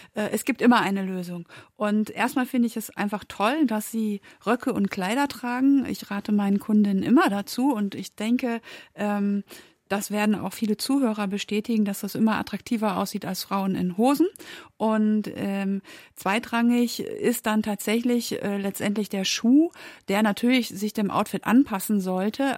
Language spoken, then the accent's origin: German; Germany; also born or lived in Berlin; wir Deutschen